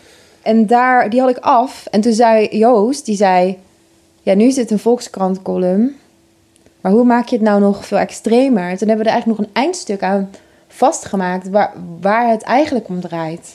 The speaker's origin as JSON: {"language": "Dutch", "town": "Oss", "region": "North Brabant", "country": "Netherlands", "tie": "born or raised there", "moved": "yes", "said": "het was in Os, waar ik ben opgegroeid"}